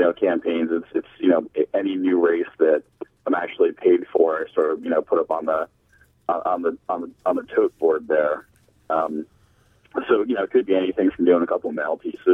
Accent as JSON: {"language": "English", "region": "New Jersey", "country": "United States", "tie": "born or raised there", "also_born_or_lived": "St. Louis, Missouri", "moved": "as an adult", "lives_now": "Alexandria, Virginia, United States", "said": "I'm born in New Jersey."}